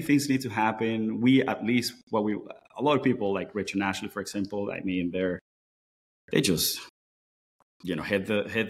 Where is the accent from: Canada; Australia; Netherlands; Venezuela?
Venezuela; now in Seattle, United States; I grew up in Venezuela and grew up around Toyotas.